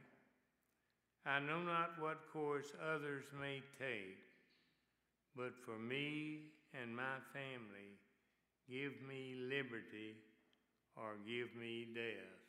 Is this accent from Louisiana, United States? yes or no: yes; Shreveport, Louisiana, United States; moved away; my hometown of Shreveport, Louisiana